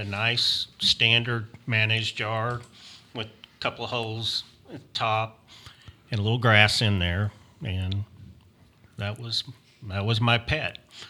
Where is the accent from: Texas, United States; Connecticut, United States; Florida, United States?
Texas, United States; moved away; So when I grew up in Texas, and I was about probably five.